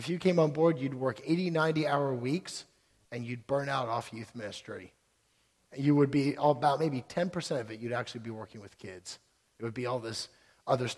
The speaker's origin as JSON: {"language": "English", "town": "Towson", "region": "Maryland", "country": "United States", "tie": "born or raised there", "said": "I grew up in West Towson"}